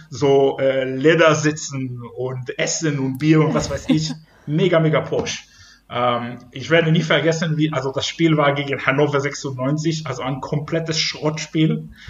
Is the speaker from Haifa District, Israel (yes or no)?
no; Ashdod, Southern District, Israel; German is a second language; now in Germany; dank verschiedenen Entwicklungen im Fußball in Israel und spezifisch in meiner Heimatstadt Ashdod.